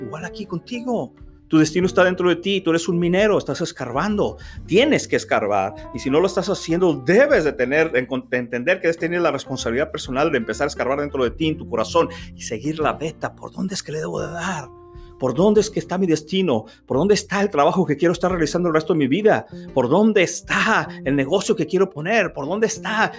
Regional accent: Reynosa, Tamaulipas, Mexico; mi ciudad natal, Reynosa, Tamaulipas, México

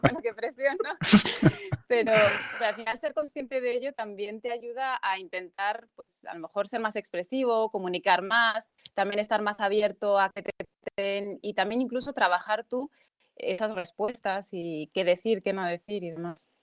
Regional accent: Spain; yo he nacido aquí, llevo toda mi vida aquí

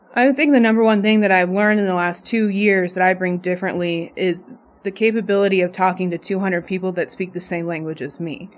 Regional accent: Las Vegas, Nevada, United States; I'm born and raised in Las Vegas

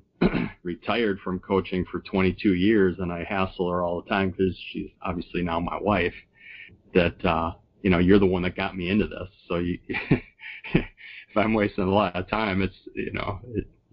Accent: Sheboygan Falls, Wisconsin, United States; My hometown, Sheboygan Falls

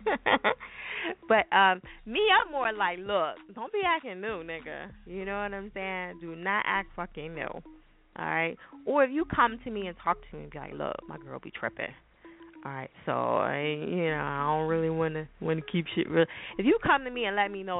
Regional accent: New Jersey, United States; I'm from Jersey

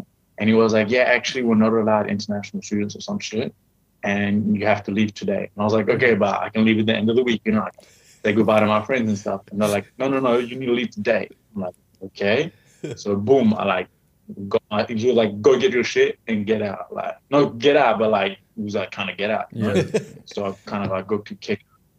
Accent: Durban, KwaZulu-Natal, South Africa; also born or lived in Johannesburg; I was born in Johannesburg, and then like 3 weeks later I lived in Durban, and then after 3 months we changed house

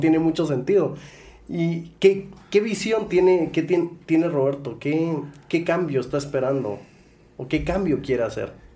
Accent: Guatemala; los que están en este, en este lado de la silla somos chapines

